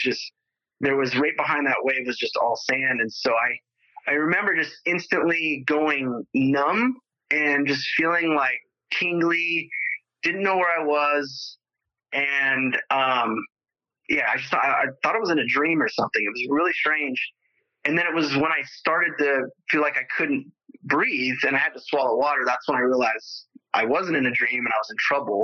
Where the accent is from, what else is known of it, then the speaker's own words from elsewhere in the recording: Los Angeles, California, United States; also born or lived in Spokane, Washington; So I moved back to LA when I was five with her and my sister, who was eight years old at the time. And so I grew up in the San Fernando Valley